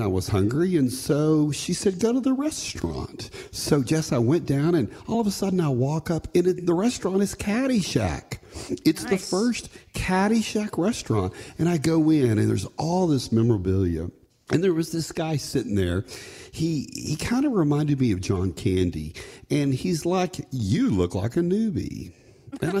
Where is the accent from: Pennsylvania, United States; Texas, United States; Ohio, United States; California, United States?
Texas, United States; I'm from Texas